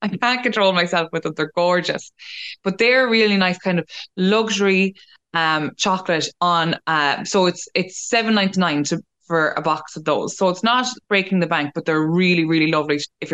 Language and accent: English; Mullingar, Westmeath, Ireland; I'm from Mullingar